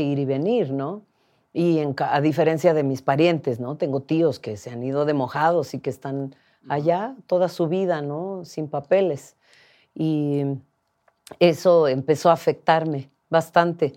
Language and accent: Spanish; Mixteca region, Oaxaca, Mexico; also born or lived in United States; me regresé a, a unas montañas de la región mixteca, donde yo crecí